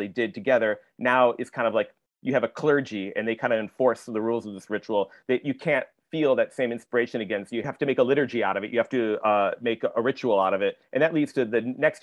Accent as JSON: {"language": "English", "region": "Michigan", "country": "United States", "tie": "born or raised there", "said": "I grew up in Michigan"}